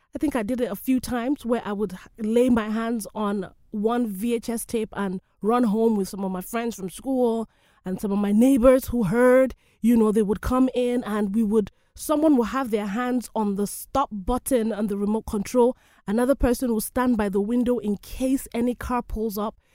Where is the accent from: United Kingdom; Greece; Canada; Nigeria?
Nigeria; I love my country, Nigeria